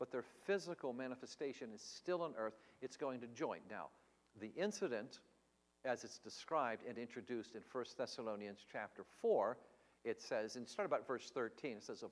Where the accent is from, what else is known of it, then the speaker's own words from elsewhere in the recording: Tennessee, United States; I come from Tennessee